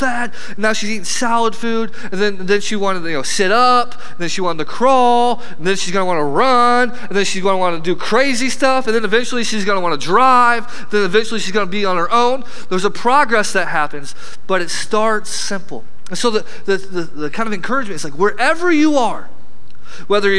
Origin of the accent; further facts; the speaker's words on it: flat Illinois, United States; I come from Flat, Illinois